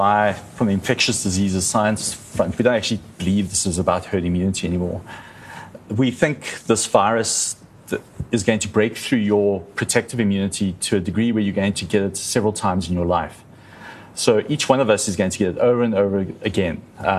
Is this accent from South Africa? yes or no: yes; South Africa; So a large proportion of our country is very, very high risk just by virtue of being South African.